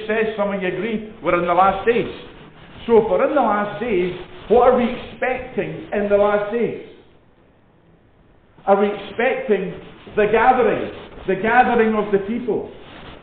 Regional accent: Edinburgh, Scotland, United Kingdom; I was born in Edinburgh, I'm from Edinburgh

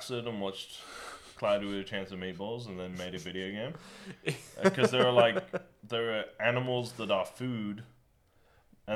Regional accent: Australia; as an Australian, is our download speed is fucking awful.

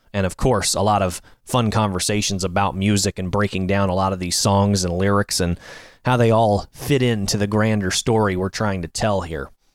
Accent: Annandale, Virginia, United States; my hometown of Annandale, Virginia

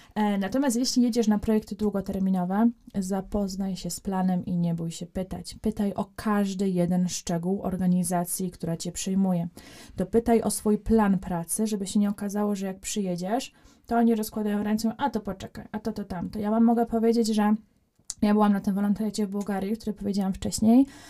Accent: Poland; ja mówię, że jestem z Polski

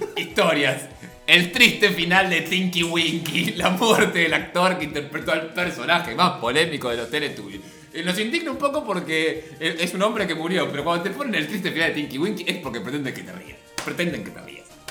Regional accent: Avellaneda, Buenos Aires Province, Argentina; yo soy de Avellaneda, la tierra del el mago sin dientes

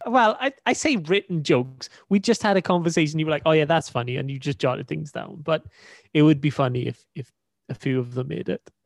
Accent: Wales, United Kingdom; accent: Welsh; my Welsh accent.

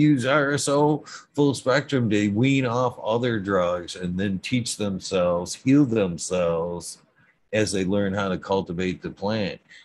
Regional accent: Genesee County, Michigan, United States; I'm from Genesee County

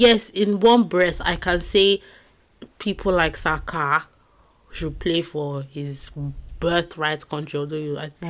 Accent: United Kingdom

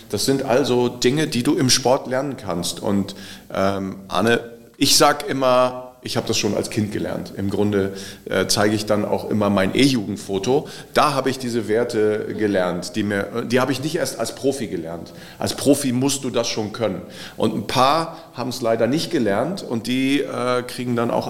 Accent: Bremen, Germany; Und äh, als Bremer, wir saßen dann irgendwie dazwischen.

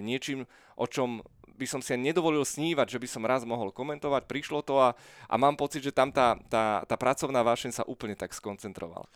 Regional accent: Bratislava, Bratislava Region, Slovakia; ja som bol úplne také tradičné petržalské dieťa

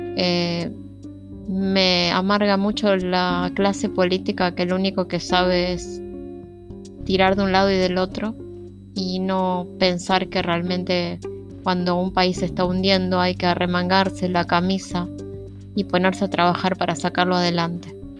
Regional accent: Argentina; Y los argentinos somos hermanos. Los que vivimos en este país

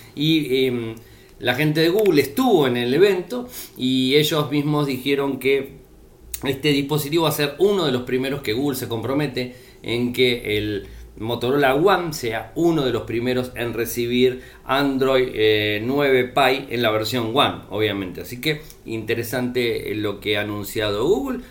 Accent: Argentina

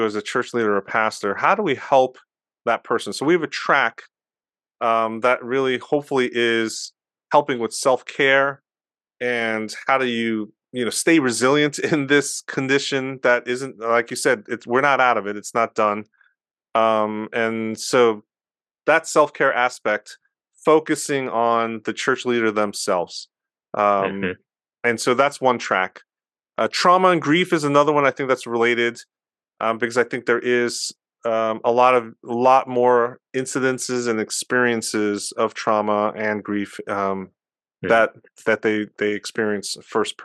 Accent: United States; I'm Korean American, and so I'm part of that Asian American and BIPOC community

